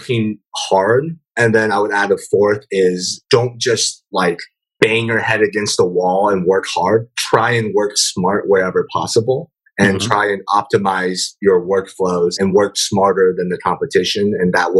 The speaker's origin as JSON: {"language": "English", "town": "Omaha", "region": "Nebraska", "country": "United States", "tie": "born or raised there", "also_born_or_lived": "San Francisco Bay Area", "moved": "yes", "lives_now": "San Francisco, United States", "said": "growing up in Omaha, Nebraska, coming to the Bay Area"}